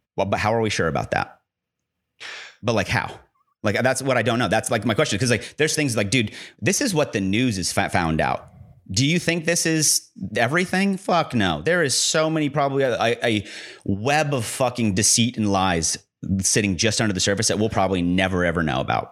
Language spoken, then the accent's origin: English; United States